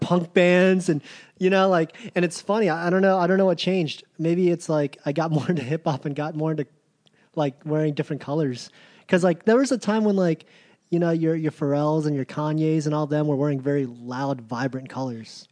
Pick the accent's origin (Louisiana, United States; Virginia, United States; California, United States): Virginia, United States; Virginia Beach; growing up in Virginia Beach